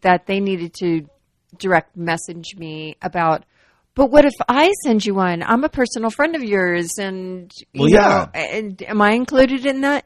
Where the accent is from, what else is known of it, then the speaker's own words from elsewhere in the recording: the South, United States; I'm from the South.